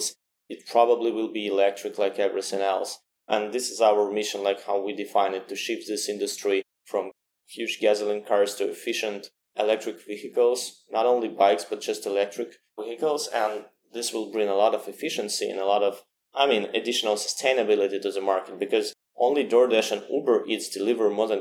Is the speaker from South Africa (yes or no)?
no; Saint Petersburg, Russia; I was born in St. Petersburg, great city, a little bit colder